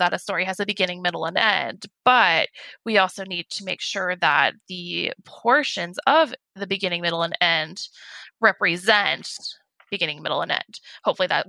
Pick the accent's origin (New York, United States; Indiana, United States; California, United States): California, United States; also born or lived in San Diego; I actually moved back up to my hometown, which is, it's up in the high desert